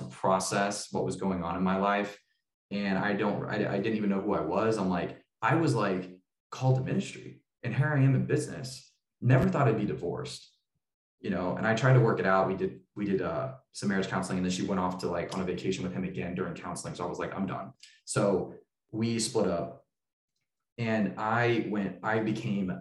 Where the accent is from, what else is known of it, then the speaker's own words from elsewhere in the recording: Tulsa, Oklahoma, United States; moved away; also born or lived in Boise, Idaho; I moved from Boise back to Tulsa, Oklahoma, where I was born, to help start this church